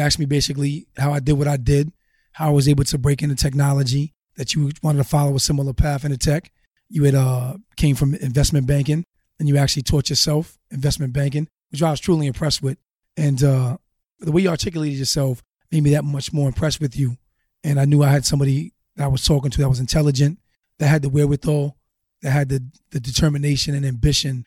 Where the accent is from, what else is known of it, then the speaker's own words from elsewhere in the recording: Newport, Rhode Island, United States; moved away; I was born in Newport, Rhode Island